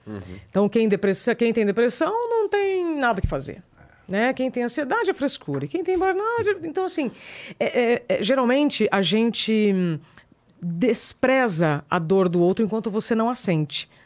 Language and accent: Portuguese; northern Paraná, Brazil; moved away; eu sou do Paraná, sou lá do norte do Paraná